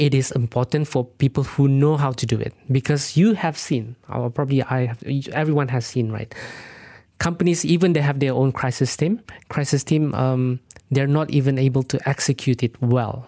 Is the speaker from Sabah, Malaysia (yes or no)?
yes; Sabah, Malaysia; I'm actually from Sabah